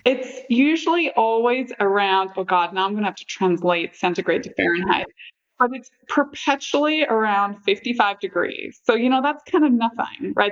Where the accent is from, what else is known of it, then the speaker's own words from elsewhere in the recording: near Londonderry, Northern Ireland, United Kingdom; now in United States; I grew up in Northern Ireland Ireland